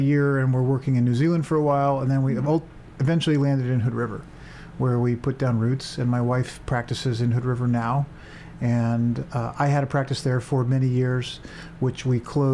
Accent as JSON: {"language": "English", "town": "San Francisco", "region": "California", "country": "United States", "tie": "born or raised there", "also_born_or_lived": "England / Seattle", "moved": "as an adult", "said": "I grew up in the San Francisco Bay Area"}